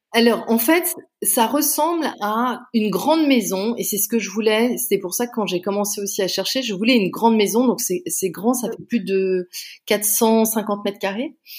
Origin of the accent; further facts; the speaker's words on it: Canada; also born or lived in Paris, France; now in Bordeaux, France; moi, je suis canadienne d'origine. Euh, j'ai été élevée au Canada